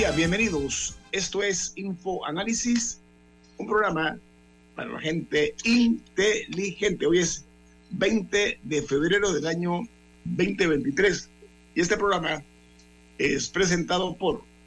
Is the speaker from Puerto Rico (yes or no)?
no; Panama; nosotros tenemos un compromiso moral como panameños